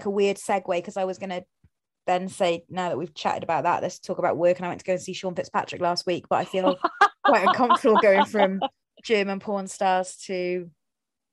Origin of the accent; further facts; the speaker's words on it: Wales, United Kingdom; being Welsh